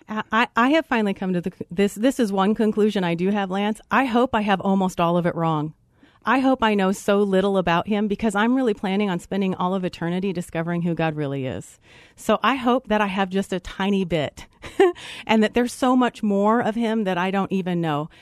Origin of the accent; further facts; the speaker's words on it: Colorado, United States; Originally from Colorado